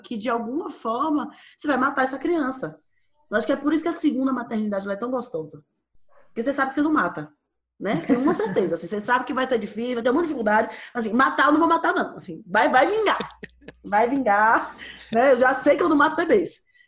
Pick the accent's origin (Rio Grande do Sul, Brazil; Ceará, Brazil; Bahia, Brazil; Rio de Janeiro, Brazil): Bahia, Brazil; eu sou baiana